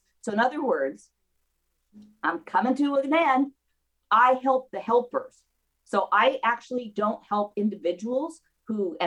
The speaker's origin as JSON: {"language": "English", "area": "Mendocino County", "region": "California", "country": "United States", "tie": "born or raised there", "also_born_or_lived": "Santa Cruz, California", "moved": "yes", "lives_now": "Camarillo, United States", "said": "I grew up in Mendocino County"}